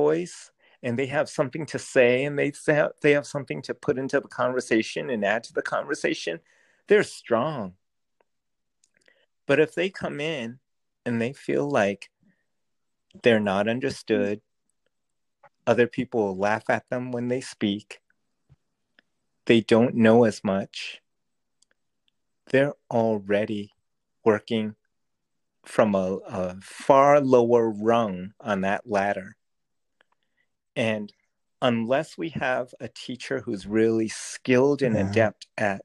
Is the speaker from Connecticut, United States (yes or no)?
no; Rhode Island, United States; Growing up in Rhode Island, I was whitewashed